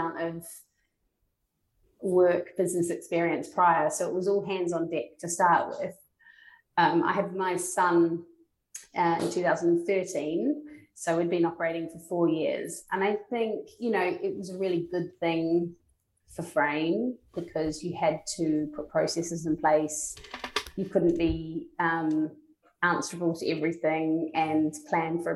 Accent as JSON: {"language": "English", "country": "New Zealand", "moved": "yes", "lives_now": "London, United Kingdom", "said": "I'm from New Zealand, and kind of it is just part and way of your life"}